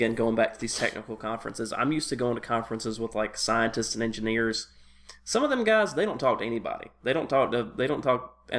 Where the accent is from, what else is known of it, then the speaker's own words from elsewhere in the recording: Tennessee, United States; just because I grew up in Tennessee.